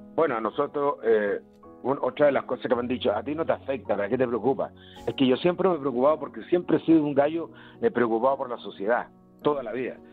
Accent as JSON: {"language": "Spanish", "country": "Chile"}